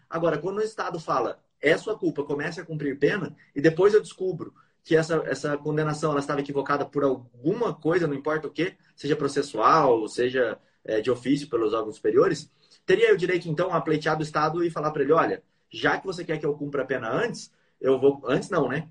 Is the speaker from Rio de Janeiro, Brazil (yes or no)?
no; Bauru, São Paulo, Brazil; Bauru, que é a minha cidade natal